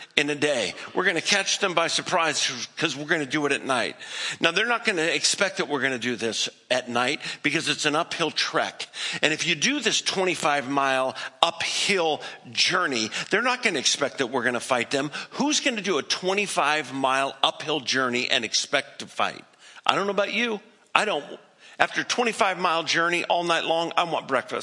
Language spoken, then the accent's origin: English; the Northwest, Pacific Northwest, United States; moved away as an adult; also born or lived in Colorado; I grew up in the Northwest